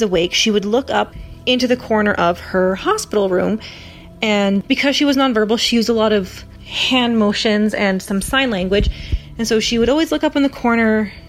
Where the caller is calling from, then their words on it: Canada; I'm calling from Canada.